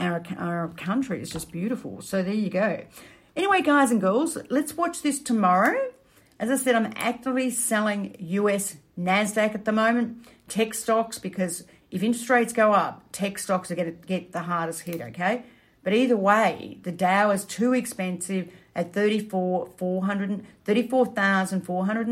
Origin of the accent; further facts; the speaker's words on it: Melbourne, Victoria, Australia; Melbourne, my hometown